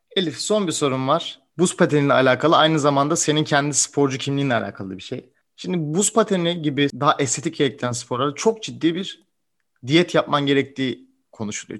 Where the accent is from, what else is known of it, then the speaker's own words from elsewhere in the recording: Turkey; Türkiye'de doğmuş